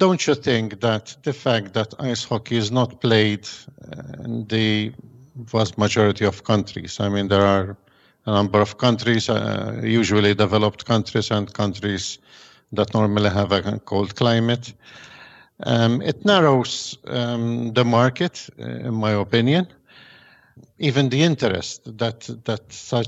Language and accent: English; Malta; I'm from Malta. We are living here in a soccer mad island